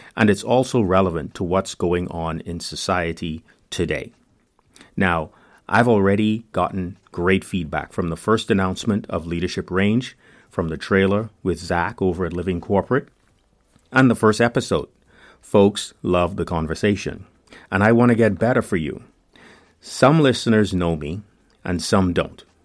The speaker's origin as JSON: {"language": "English", "country": "Bahamas", "tie": "born or raised there", "moved": "as an adult", "lives_now": "United States", "said": "I'm from the Bahamas, known officially as the Commonwealth of the Bahamas"}